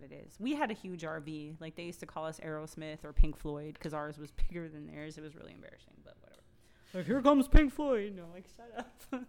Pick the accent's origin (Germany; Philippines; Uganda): Germany; moved away; my home country